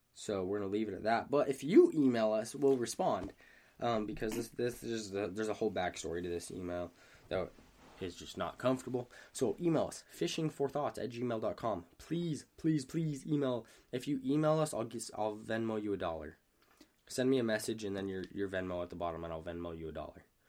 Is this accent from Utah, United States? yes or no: yes; Hurricane, Utah, United States; moved away; I'm from Hurricane